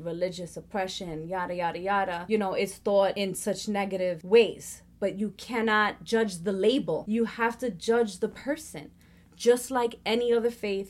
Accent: Puerto Rico; That was, as a Puerto Rican, I'm highly affected by the slave trade. Because of that, I come from Spaniard descendants. I come from Indian descendants.

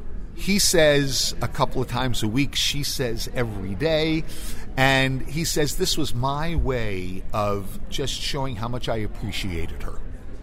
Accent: India; English is a second language; now in United States; Because I'm from India, you're disciplining me.

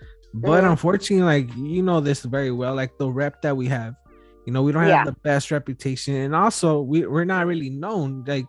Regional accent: Wilmington, California, United States; I'm from Wilmington myself. I grew up on Freeze and Off.

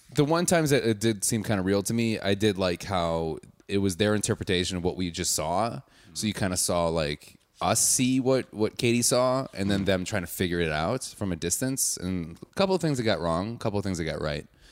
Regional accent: Wauwatosa, Wisconsin, United States; I'm from Wauwatosa, which is like a suburb

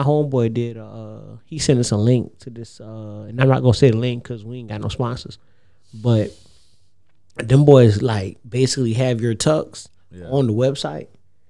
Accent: Savannah, Georgia, United States; accent: Savannah; My Savannah accent really went away. Like, the shit not as strong as it used to be.

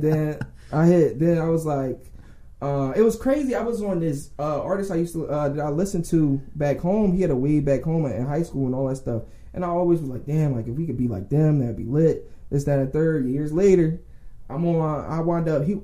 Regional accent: Philadelphia, Pennsylvania, United States; I'm from Philly, up top, um, West Oak Lane. Um, my mom pretty much raised me for real.

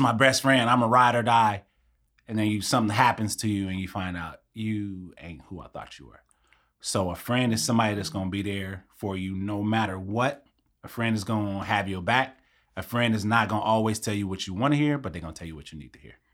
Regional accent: Long Beach, California, United States; I grew up in Long Beach, born and raised.

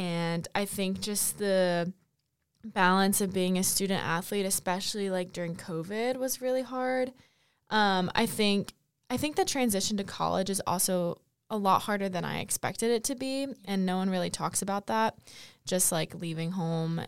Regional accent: Fayetteville, North Carolina, United States; I'm from Fayetteville, North Carolina originally

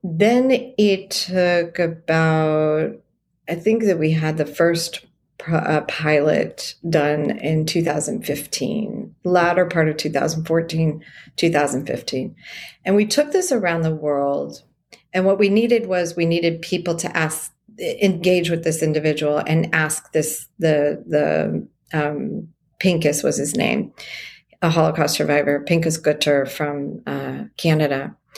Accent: San Diego, California, United States; Born and raised in San Diego

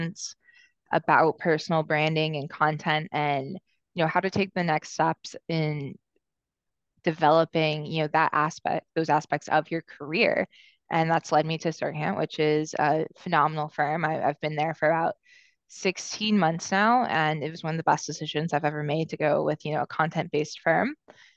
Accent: Atlanta, Georgia, United States; also born or lived in Los Angeles, California; now in New York City, United States; I'm originally from Atlanta, Georgia, and I moved to New York City from Los Angeles about 6 years ago.

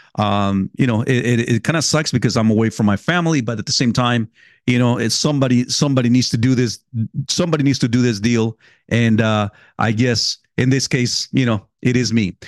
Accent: California, United States; moved away; I grew up in, in California.

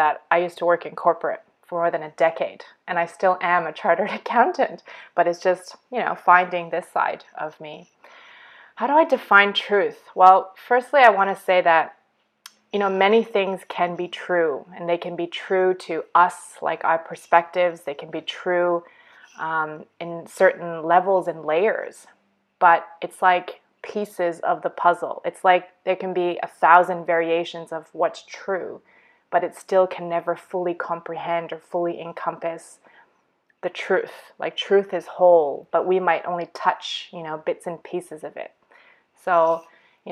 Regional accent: Canada; moved away as an adult; also born or lived in Abu Dhabi, United Arab Emirates / Eastern Europe; now in Australia; I'm born and raised in Canada to immigrant parents from China

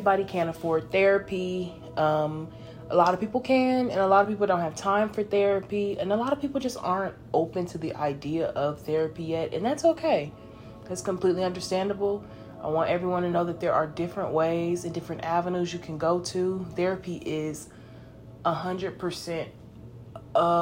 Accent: Los Angeles, California, United States; now in Texas, United States; I am 22 and I'm from Los Angeles.

